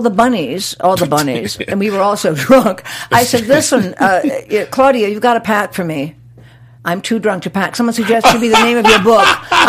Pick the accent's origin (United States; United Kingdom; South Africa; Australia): United States; Chicago, Illinois; moved away; I mean, I'm from Chicago, right?